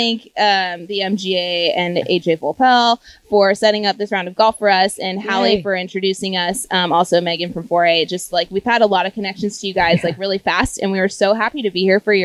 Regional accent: Arizona, United States; growing up in Arizona

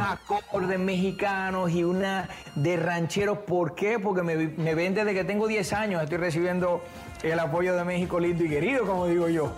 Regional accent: Puerto Rico; soy de Puerto Rico

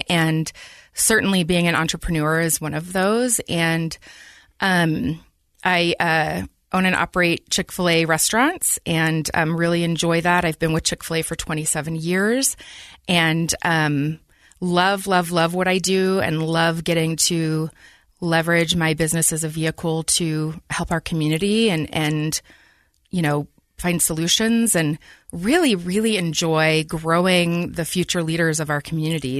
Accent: Taylorsville, Utah, United States; I grew up in Taylorsville, um, good old Teaville

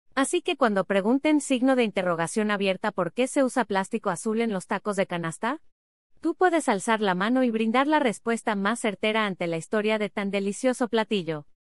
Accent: Mexico; Como mexicanos y más en el centro del país

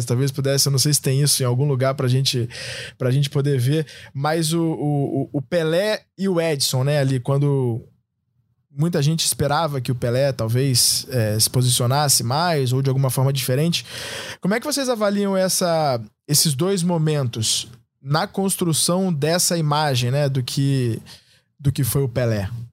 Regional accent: Brazil; also born or lived in Russia

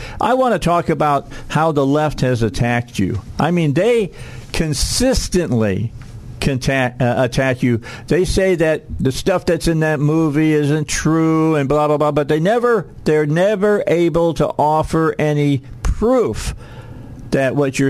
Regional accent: Wynne, Arkansas, United States; I grew up in Wynn, Arkansas.

